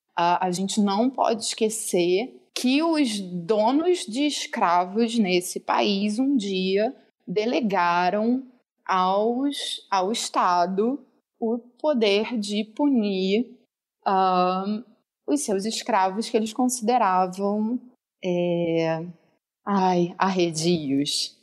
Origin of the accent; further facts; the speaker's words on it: Rio de Janeiro, Brazil; eu sou do, é do Rio, carioca